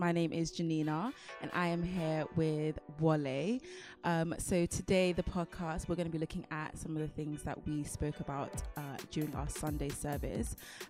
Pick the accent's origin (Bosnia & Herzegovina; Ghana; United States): Ghana; I'm from Ghana.